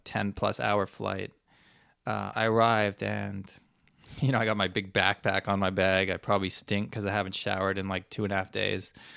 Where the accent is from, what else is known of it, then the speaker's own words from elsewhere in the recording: Canada; I'm a Canadian